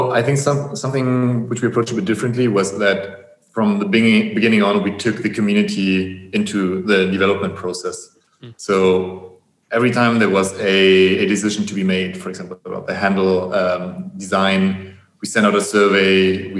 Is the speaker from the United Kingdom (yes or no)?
no; Bavaria, Germany; English is a second language; But, as we are from Bavaria, we had some sausages for. The typical sausages for lunch, so we made up for that, I guess.